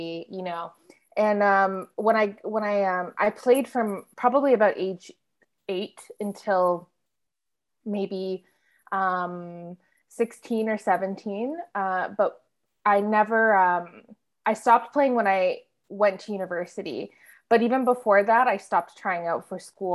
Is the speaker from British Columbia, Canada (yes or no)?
no; Ottawa, Ontario, Canada; now in Toronto, Canada; I'm from Ottawa. Yeah, I'm from like suburban Ottawa